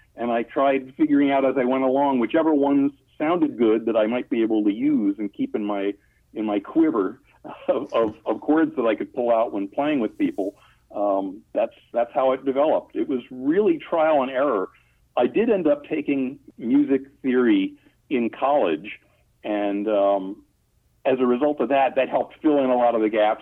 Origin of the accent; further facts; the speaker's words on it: Long Island, New York, United States; also born or lived in Brooklyn, New York; I was born in Brooklyn and then grew up on Long Island.